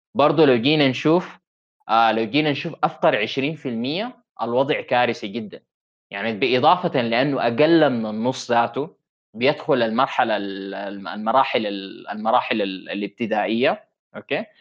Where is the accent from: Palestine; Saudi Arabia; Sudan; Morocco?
Sudan; التعليم اللي عندنا في السودان